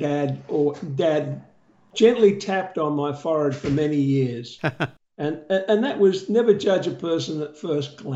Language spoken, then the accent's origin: English; Australia; accent: Australian; moved away; my Australian accent has been the most amazing door opener